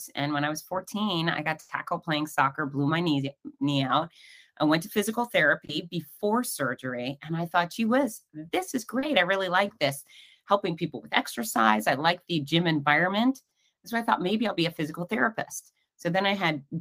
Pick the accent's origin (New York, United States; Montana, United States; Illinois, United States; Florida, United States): Florida, United States; Fort Lauderdale; now in Gainesville, United States; I grew up in Fort Lauderdale